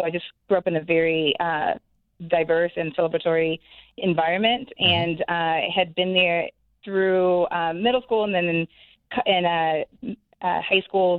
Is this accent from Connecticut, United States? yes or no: yes; New Haven, Connecticut, United States; moved away as an adult; also born or lived in South Carolina / Houston, Texas; I grew up actually in New Haven, Connecticut, in the inner city of New Haven, and just a really vibrant community of minorities